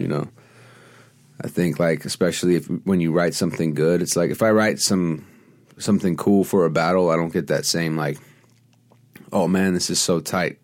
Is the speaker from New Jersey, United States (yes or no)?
no; Los Angeles, California, United States; also born or lived in New York / Venice, Los Angeles; So I grew up on Melrose